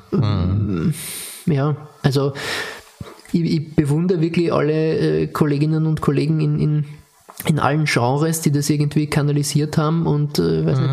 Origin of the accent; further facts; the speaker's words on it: Austria; als Österreicher